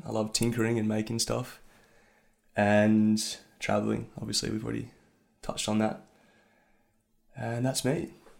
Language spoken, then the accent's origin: English; Melbourne, Victoria, Australia; moved away; I grew up in Melbourne